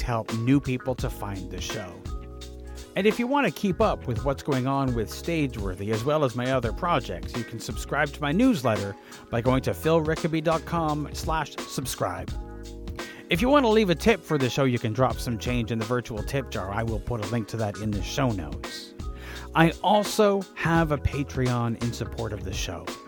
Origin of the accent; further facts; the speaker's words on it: Canada; being Canadian